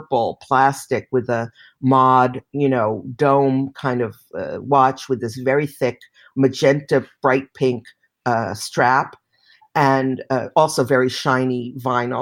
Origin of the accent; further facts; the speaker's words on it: New York City, New York, United States; I came from Manhattan.